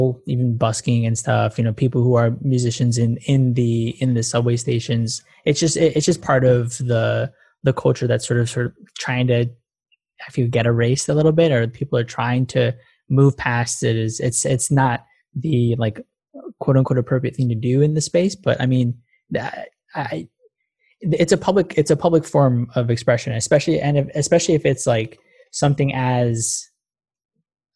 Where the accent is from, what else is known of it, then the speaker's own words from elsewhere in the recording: New York City, New York, United States; I'm born and raised in Queens